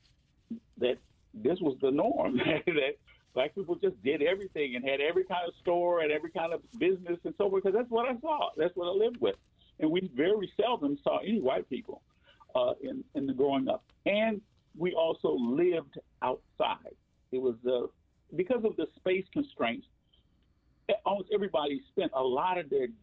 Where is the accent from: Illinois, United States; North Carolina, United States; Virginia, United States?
Illinois, United States; Chicago; I was born on the south side of Chicago